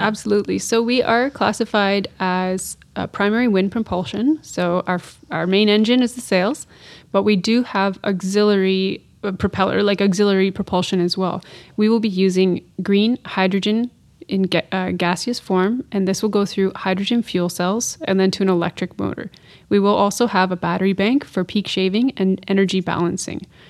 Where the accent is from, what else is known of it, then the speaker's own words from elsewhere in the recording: north of Kingston, Ontario, Canada; I'm from the Great Lakes region of Canada, so I'm from thirty minutes north of Kingston, Ontario